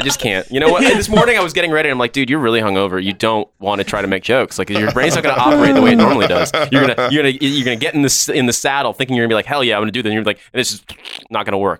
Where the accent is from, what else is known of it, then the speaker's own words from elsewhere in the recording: United States; moved away as an adult; now in United Kingdom; as an American, but I've only been here 6 months